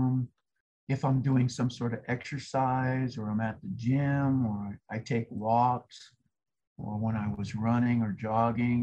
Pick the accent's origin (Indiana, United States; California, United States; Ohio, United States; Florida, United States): California, United States; Los Angeles; moved away; Originally, I was born in Los Angeles, California